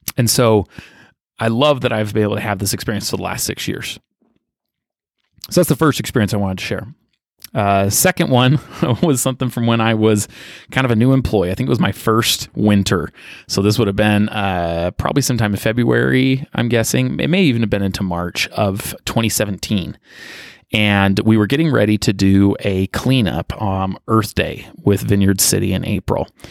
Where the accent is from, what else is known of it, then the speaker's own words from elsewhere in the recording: Utah, United States; I grew up in Utah County. I was born out of state, but moved here when I was just a toddler with my family.